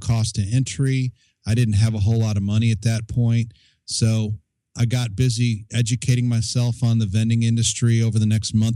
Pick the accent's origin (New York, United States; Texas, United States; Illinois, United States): Illinois, United States; Chicago; moved away; also born or lived in Colorado Springs; I grew up in the Chicago area